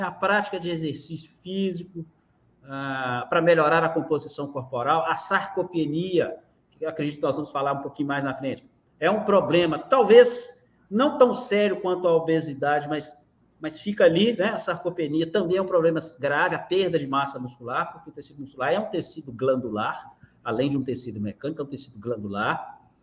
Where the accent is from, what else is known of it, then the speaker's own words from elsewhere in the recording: Minas Gerais, Brazil; Eu sou mineiro, uai! Moro em Minas Gerais, é, consegui agora voltar para minha cidade natal